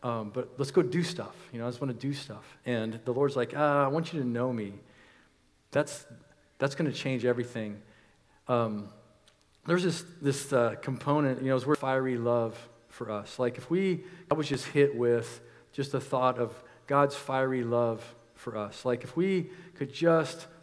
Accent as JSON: {"language": "English", "country": "United States", "said": "We, as American Christians"}